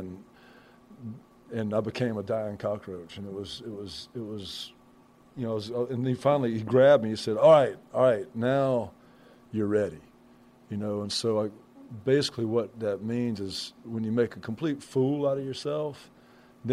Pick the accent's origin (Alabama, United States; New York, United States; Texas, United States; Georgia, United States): Alabama, United States; Brewton; I grew up in Brewton, Alabama.